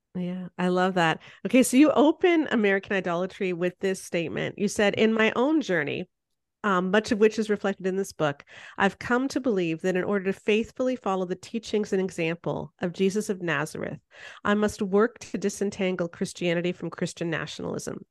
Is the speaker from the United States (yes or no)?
no; Canada